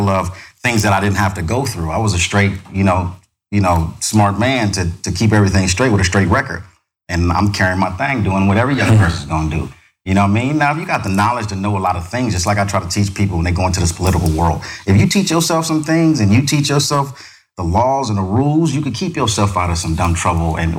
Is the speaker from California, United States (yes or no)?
yes; Compton, California, United States; I'm from Compton neighborhood crib